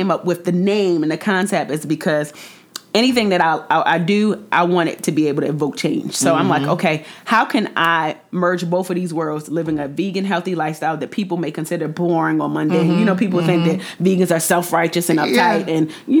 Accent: Jamaica; And, you know, I'm Jamaican, so I had to put

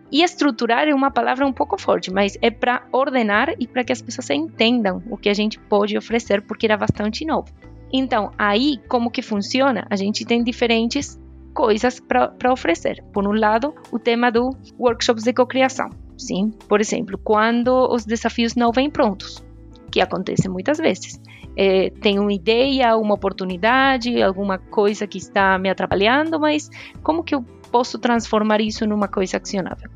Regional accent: Argentina; Portuguese is a second language; moved away; Eu sou argentina

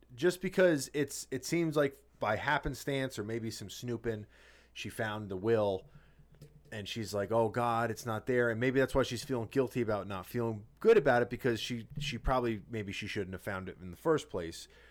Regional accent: New Jersey, United States; we grew up in Jersey

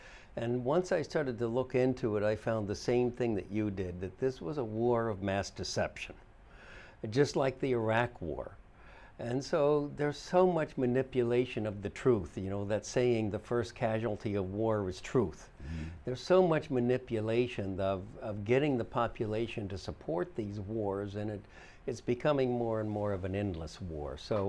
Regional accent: Midwest, United States; because I was raised in the Midwest, son of a Navy officer

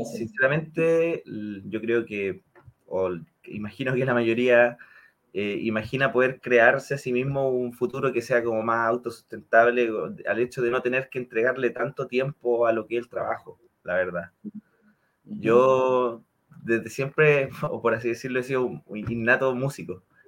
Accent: Concepción, Biobío, Chile; now in Santiago, Chile; residente en Santiago, pero originario de Concepción

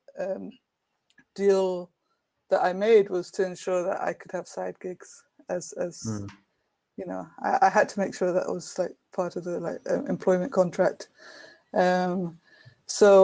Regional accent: Brighton, South East England, United Kingdom; in Brighton in the UK, in my hometown

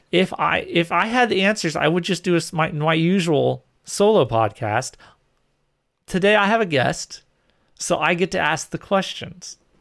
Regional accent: New England, United States; I grew up in New England

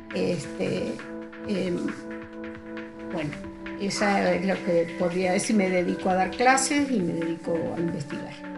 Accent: Uruguay; moved away as an adult; now in León, Mexico; soy uruguaya, este, radico en México hace 42 años

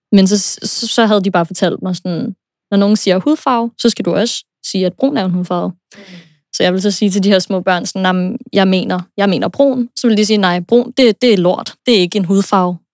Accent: United States; moved away; jeg er født og opvokset i USA

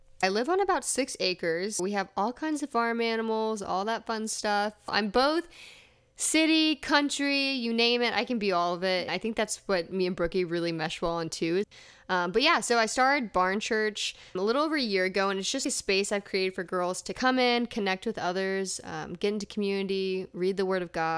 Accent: Texas, United States; also born or lived in Louisiana / Massachusetts; I was born in Texas. I've lived all over Texas, but I've also lived in Louisiana, Massachusetts for a little bit, right outside of Boston, but eventually made my way back to Texas

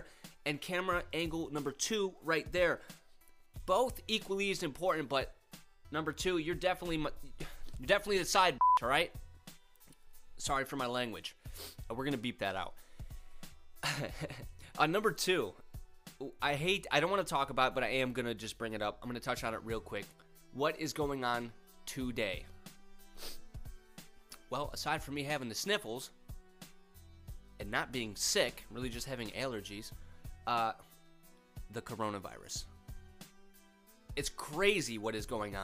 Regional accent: Rochester, New York, United States; moved away as an adult; also born or lived in Georgia / Florida; I'm originally from Rochester, New York, and that's where I currently live.

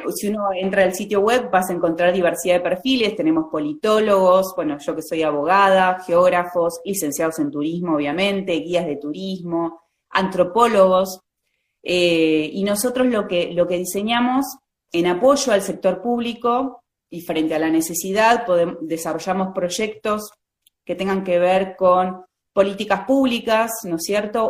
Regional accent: Vicente López, Buenos Aires Province, Argentina; Soy lo, que llamamos una porteña de ley, ¿no es cierto? Nací ahí en la ciudad de Buenos Aires. Okay. Eh, vivo en la provincia, toda mi vida viví en la provincia de Buenos Aires

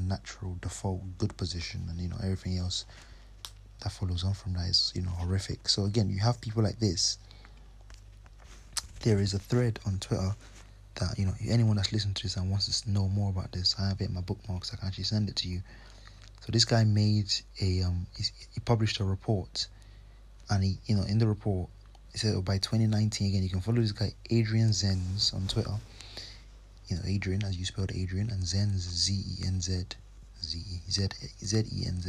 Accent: Nigeria; first language English; I'm from Nigeria, but I colonized, our native language is English, but you know, I speak Yoruba also

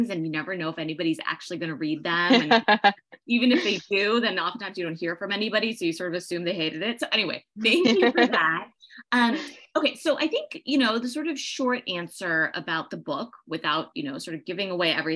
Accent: Northern Virginia, United States; moved away as an adult; also born or lived in Berlin, Germany; now in Los Angeles, United States; born in Berlin, Germany, and I grew up in Northern Virginia

